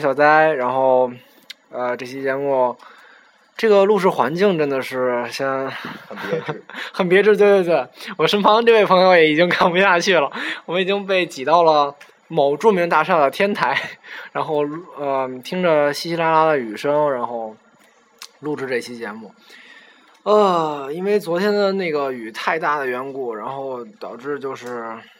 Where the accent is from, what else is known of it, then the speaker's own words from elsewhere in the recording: Beijing, China; 我们是北京的孩子嘛